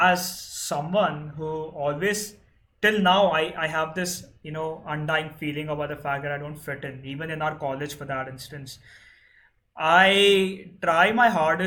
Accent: India; as an Indian, I'm supposed to love cricket from my genes itself

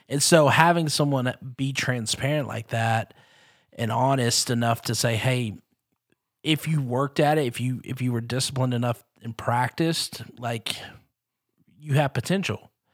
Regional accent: Texarkana, Texas, United States; growing up not only in Texarkana but being being the son of a youth pastor

